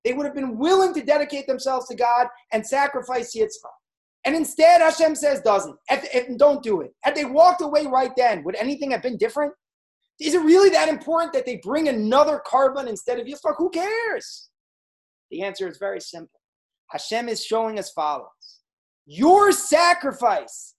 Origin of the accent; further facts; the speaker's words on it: United States; as a good Jewish boy growing up in America